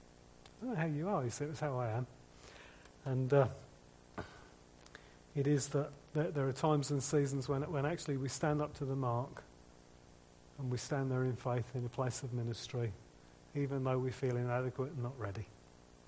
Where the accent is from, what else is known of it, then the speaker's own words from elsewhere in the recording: United Kingdom; We're British